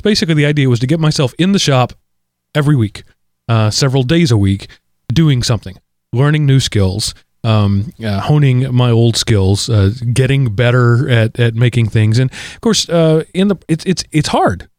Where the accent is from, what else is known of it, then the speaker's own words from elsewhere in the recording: United States; I'm an American